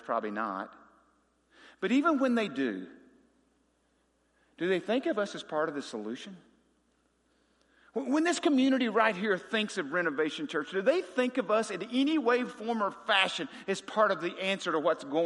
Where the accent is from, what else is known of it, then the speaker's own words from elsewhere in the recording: Wickes, Arkansas, United States; growing up in Polk County, Arkansas